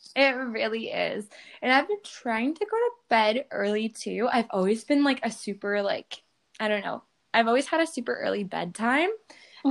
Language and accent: English; New York, United States; I'm from New York